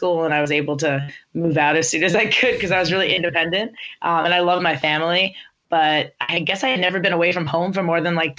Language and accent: English; New Jersey, United States; the area where I grew up in New Jersey